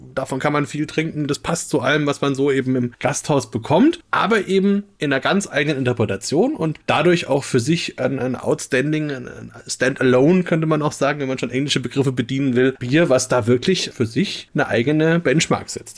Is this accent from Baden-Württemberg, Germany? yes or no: no; Upper Franconia, Bavaria, Germany; hier in Franken